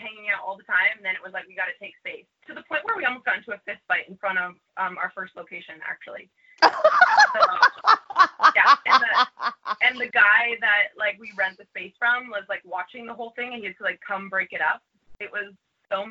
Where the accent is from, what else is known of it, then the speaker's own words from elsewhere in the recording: Canada; now in New York, United States; I'm originally from Canada